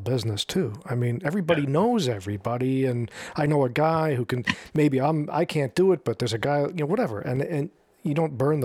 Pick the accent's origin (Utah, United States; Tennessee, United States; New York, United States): New York, United States; accent: New York; my normal sort of New York tone